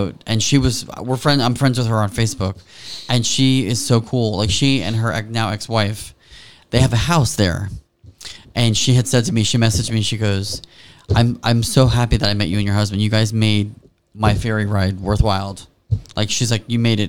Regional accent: Miami, Florida, United States; now in Hammonton, United States; I grew up in Miami. I grew up in Florida.

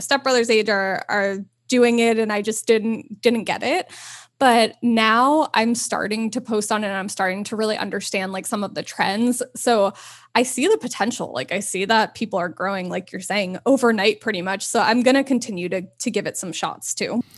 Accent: New York, United States; moved away as an adult; also born or lived in Los Angeles, California; growing up there was you saw so much diversity and culture and everything

